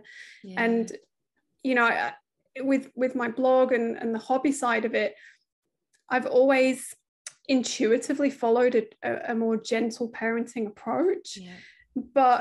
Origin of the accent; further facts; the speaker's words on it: United Kingdom; accent: British; moved away as an adult; from the accent, you can tell we're British, but we live over here. We moved just before the pandemic